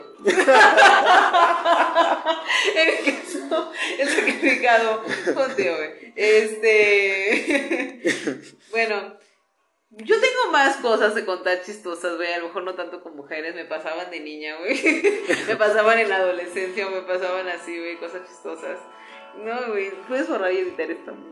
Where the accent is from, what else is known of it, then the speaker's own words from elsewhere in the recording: Xalapa, Veracruz, Mexico; Digo, yo soy de Jalapa y era de Veracruz, había ido a visitar